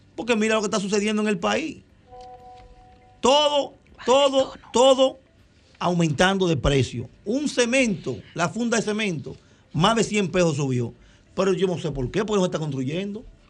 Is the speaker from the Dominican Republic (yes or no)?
yes; Dominican Republic; yo soy un dominicano